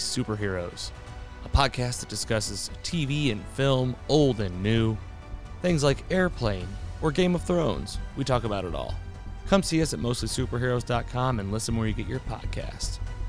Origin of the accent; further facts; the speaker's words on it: Bonne Terre, Missouri, United States; a podcast that takes place in my hometown of Bonterre, Missouri.